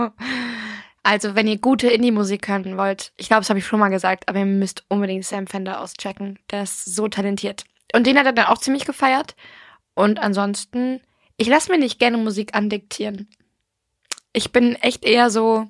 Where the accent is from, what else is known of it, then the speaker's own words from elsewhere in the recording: Ireland; ich bin ja Irin